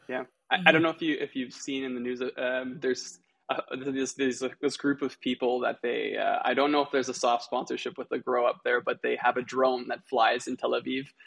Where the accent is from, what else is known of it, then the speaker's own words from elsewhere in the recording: Canada; also born or lived in Israel; I was born in Canada